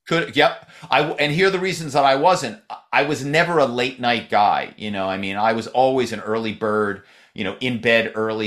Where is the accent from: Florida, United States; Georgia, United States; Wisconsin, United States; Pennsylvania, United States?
Pennsylvania, United States; Philadelphia; moved away as an adult; now in Malibu, United States; my hometown is Philadelphia. I moved out here